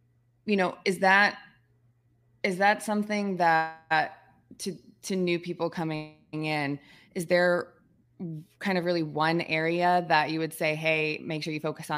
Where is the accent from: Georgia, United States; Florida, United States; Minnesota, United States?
Georgia, United States; I'm being from Georgia. Georgia Southern's a team that it's very easy to follow.